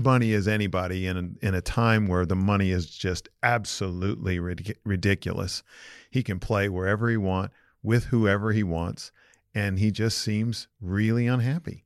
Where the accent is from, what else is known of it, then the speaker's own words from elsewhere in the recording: Los Angeles, California, United States; I grew up in Los Angeles.